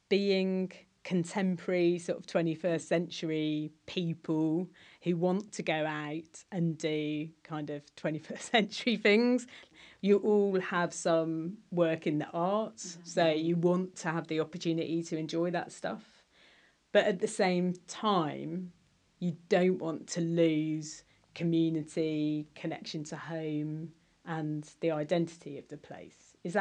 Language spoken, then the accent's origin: English; South West England, United Kingdom; I've been asked before, like, but are you really Cornish? Like, but you're vegan and you work in the arts.